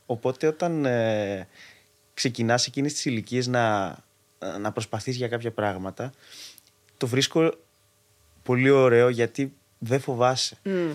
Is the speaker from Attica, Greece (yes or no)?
yes; Athens, Attica, Greece; Γεννήθηκα μεγάλωσα στην Αθήνα